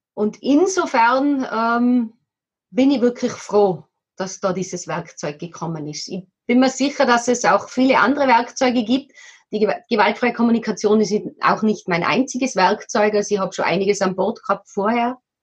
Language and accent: German; Tyrol, Austria; now in Kremsmünster, Austria; bei uns in Tirol, wo wir ursprünglich herkommen